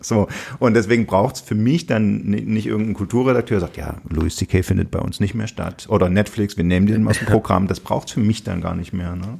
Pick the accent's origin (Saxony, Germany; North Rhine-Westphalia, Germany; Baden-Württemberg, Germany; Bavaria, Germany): Saxony, Germany; als Sachse